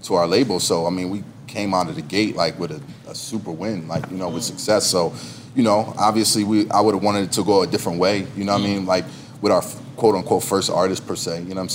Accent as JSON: {"language": "English", "town": "Philadelphia", "region": "Pennsylvania", "country": "United States", "tie": "born or raised there", "also_born_or_lived": "Atlanta", "moved": "yes", "said": "being born and raised and growing up in Philly"}